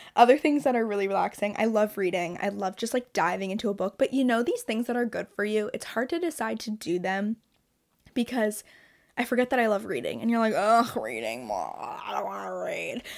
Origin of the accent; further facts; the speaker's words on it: Toronto, Ontario, Canada; I'm from Toronto